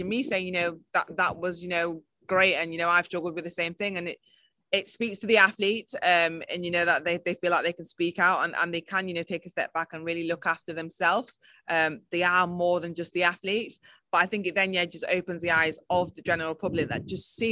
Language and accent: English; United Kingdom; I'm British and, you know, really proud